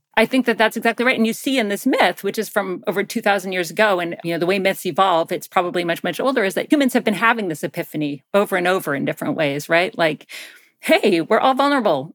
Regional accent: Athens, Georgia, United States; I grew up in Georgia, in Athens, Georgia

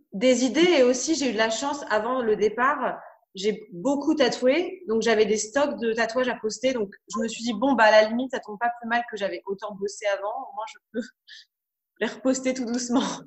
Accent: France; je suis française

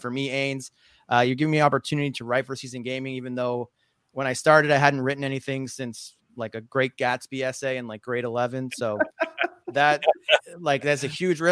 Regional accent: Nova Scotia, Canada; I'm from Nova Scotia

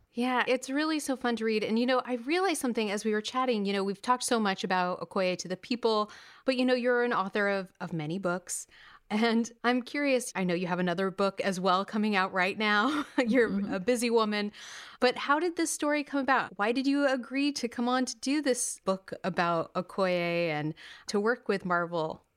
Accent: California, United States; now in New York, United States; I grew up in California

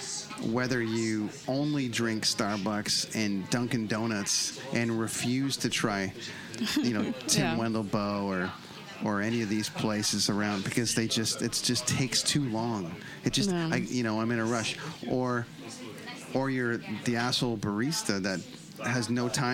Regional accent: Canada; being from Canada

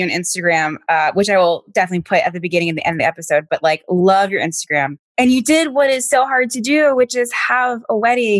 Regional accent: Stafford, Virginia, United States; now in New York, United States; Your family's from Virginia. And it's like, but I live here now. Like, I don't want to go to Virginia.

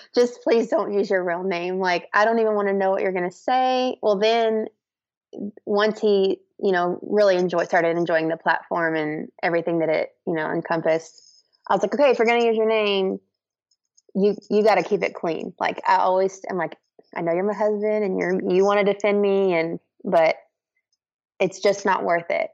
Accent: Central Texas, United States; I'm from Central Texas

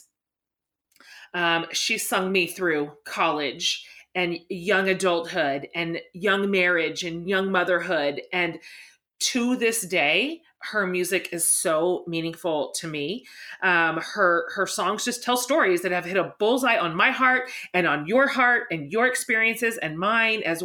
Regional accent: Haysville, Kansas, United States; now in Austin, United States; You and I are both Kansas girls. You grew up in Sharon and I grew up in Hayesville.

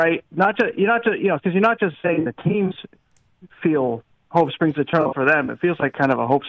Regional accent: the East, East Coast, United States; now in Los Angeles, United States; I'm from the East. I live in LA, but okay. I'm from the East

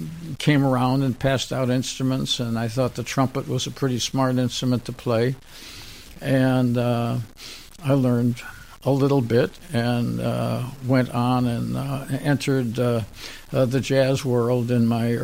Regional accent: Chicago, Illinois, United States; born there; Well, I was born in Chicago, and my but both parents lived there at the time.

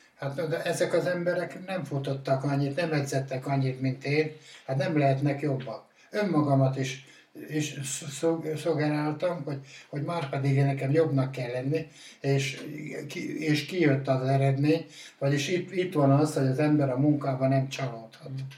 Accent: Hungary; also born or lived in Salgótarján area; Én, én, én bükkoránosan születtem, a Vöklábánál, az ország egyik legszebb fal, faluja tényleg

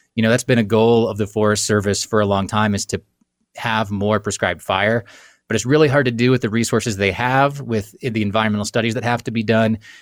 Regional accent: Kansas, United States; moved away as an adult; also born or lived in the western United States; I grew up in Kansas and I, I moved west after college

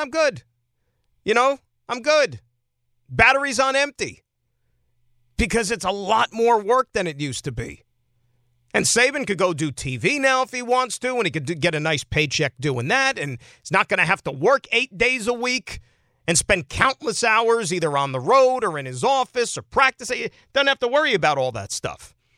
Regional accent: Saskatchewan, Canada; I'm from Saskatchewan. Born and raised.

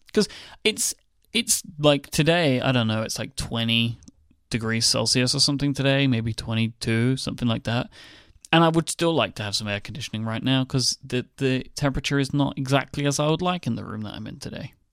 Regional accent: United Kingdom; I'm British

